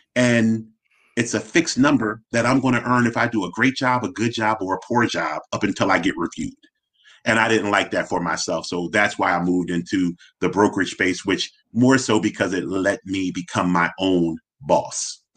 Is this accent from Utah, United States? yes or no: no; Philadelphia, Pennsylvania, United States; I'm born and raised in Philly